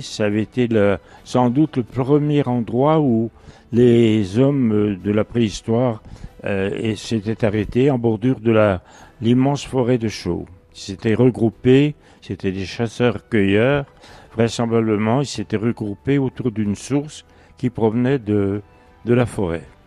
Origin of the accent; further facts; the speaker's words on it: Dole, Bourgogne-Franche-Comté, France; c'est ma ville natale, donc depuis 1927. C'est cette ville où je suis né.